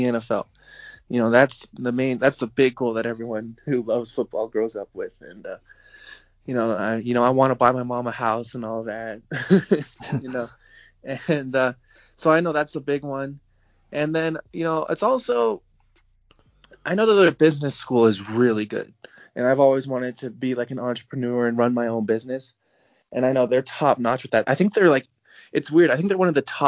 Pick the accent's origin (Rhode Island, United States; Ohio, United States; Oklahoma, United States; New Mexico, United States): New Mexico, United States; Albuquerque; I was born in Albuquerque